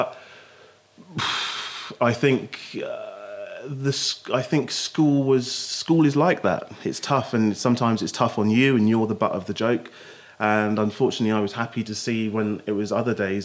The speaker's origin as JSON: {"language": "English", "town": "Basingstoke", "region": "South East England", "country": "United Kingdom", "tie": "born or raised there", "also_born_or_lived": "London", "said": "I grew up in Hampshire, in Basingstoke"}